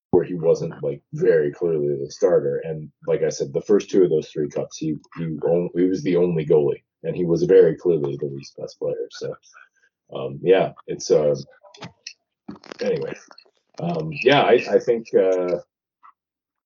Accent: Toronto, Ontario, Canada; growing up in Toronto

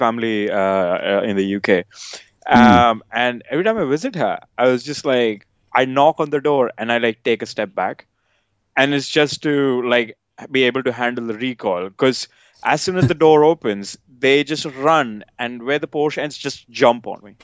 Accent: outskirts of Delhi, India; moved away as an adult; now in United Kingdom; I grew up in India, based near Delhi, outskirts of Delhi

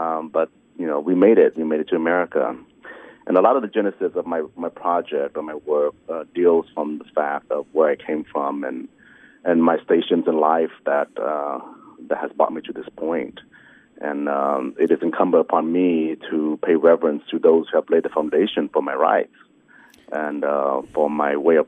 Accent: Kansas City, Missouri, United States; also born or lived in Vietnam / Hong Kong; I was born in Vietnam in 1973 during the Vietnamese War, and we fled Vietnam by boat in 79 to Hong Kong. We stayed in refugee camps there. And then we were sponsored over by some Catholic charities to the projects of Kansas City, Missouri

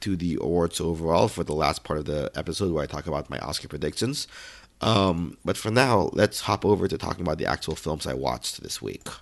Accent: United States; I'm American

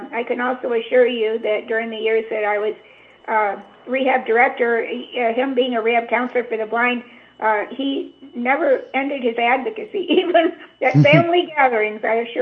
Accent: Midwest, United States; moved away; also born or lived in California; we're both from the Midwest originally

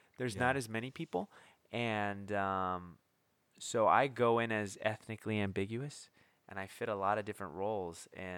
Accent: San Pedro, California, United States; now in Portland, United States; Southern California, San Pedro by Long Beach.

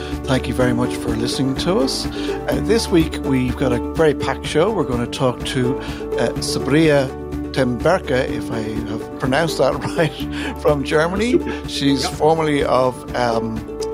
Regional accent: Ireland; we're Irish

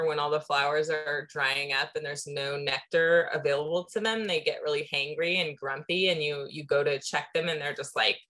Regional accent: San Diego, California, United States; when I moved back to my hometown of San Diego

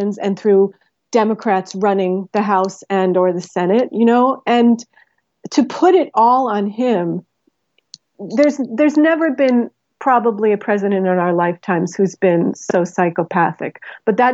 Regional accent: New York, United States; I'm from New York.

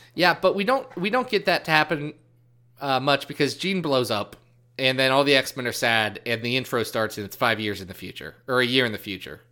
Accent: Midwest, United States; I was born born in the Midwest. I speak English.

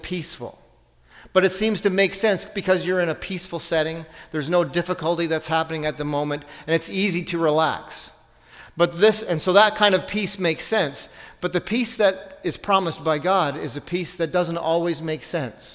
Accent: Ontario, Canada; I'm from Ontario

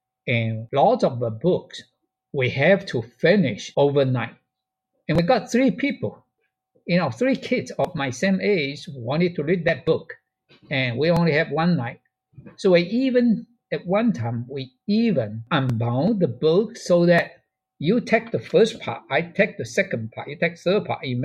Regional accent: China; moved away; there's a teacher's training college in China, in my hometown, have a library

